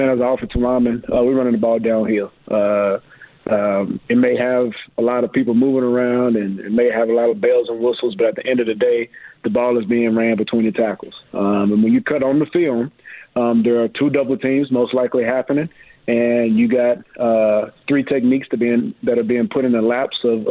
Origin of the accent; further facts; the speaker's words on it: Mexia, Texas, United States; moved away as an adult; Grew up in Mahia, Texas, about an hour and a half south of Dallas